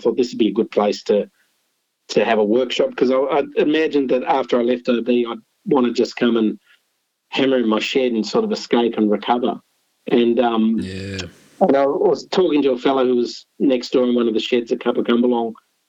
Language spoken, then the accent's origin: English; Canberra, Australian Capital Territory, Australia; also born or lived in Sydney / Philippines / Lebanon; I went to school in Canberra. So I was born in Sydney.